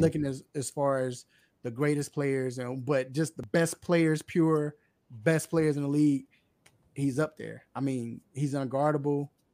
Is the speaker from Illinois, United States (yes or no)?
yes; Chicago, Illinois, United States; moved away; I'm originally from Chicago.